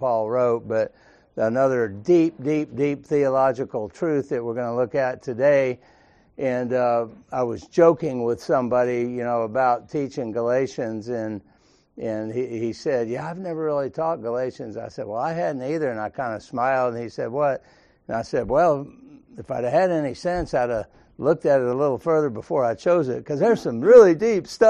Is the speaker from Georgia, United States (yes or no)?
yes; Sandy Springs, Georgia, United States; growing up in Sandy Springs, everybody was Baptist except us